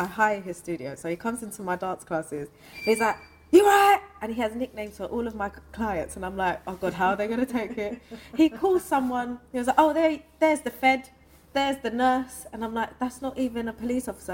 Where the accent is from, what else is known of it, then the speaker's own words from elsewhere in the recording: London, United Kingdom; also born or lived in Ingatestone, Essex; I was born in London, but I went to secondary school in Essex in Ingatestone.